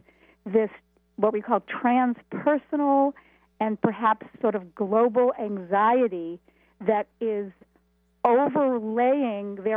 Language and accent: English; Buffalo, New York, United States; now in Boston, United States; I grew up in Buffalo, New York.